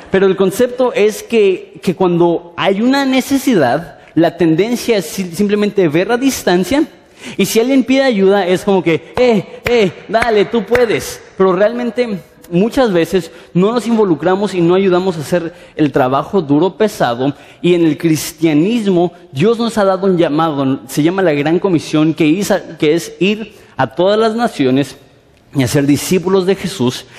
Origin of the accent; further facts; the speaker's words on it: Mexico City, Mexico; vengo de la Ciudad de México